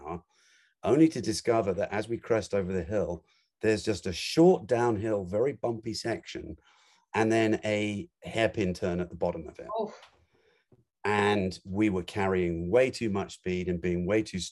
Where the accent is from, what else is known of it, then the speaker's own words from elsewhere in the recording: London, United Kingdom; I grew up in London